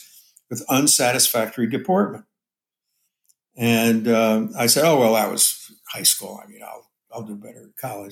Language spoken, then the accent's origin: English; Paterson, New Jersey, United States; now in Hayward, United States; I grew up in Paterson, New Jersey, which was an industrial town, very blue-collar